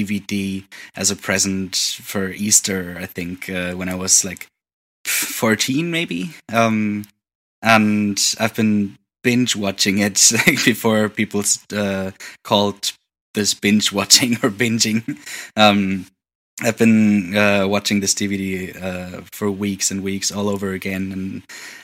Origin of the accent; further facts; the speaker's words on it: near Wiesbaden, Hesse, Germany; moved away as an adult; also born or lived in Hamburg; now in Berlin, Germany; very close to my hometown. Like, the nearest bigger city is called Wiesbaden